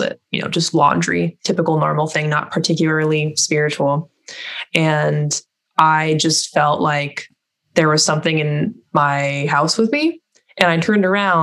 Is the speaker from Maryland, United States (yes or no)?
no; California, United States; I grew up in California